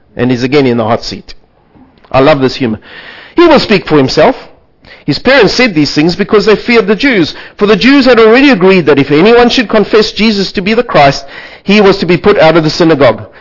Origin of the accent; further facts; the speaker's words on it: South Africa; I come from South Africa